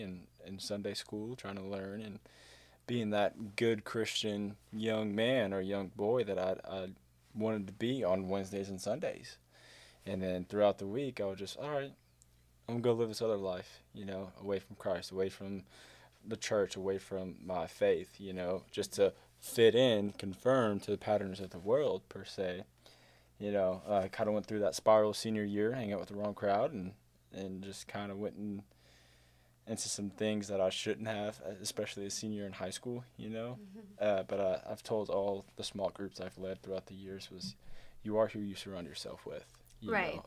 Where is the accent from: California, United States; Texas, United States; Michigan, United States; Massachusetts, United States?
Texas, United States; Euless; also born or lived in St. Louis, Missouri; now in Saginaw, United States; I'm from St. Louis, Missouri. I was born there. At 4 months old, we moved to Texas. And so I've been in Euless, Texas for my whole life until the past 2 months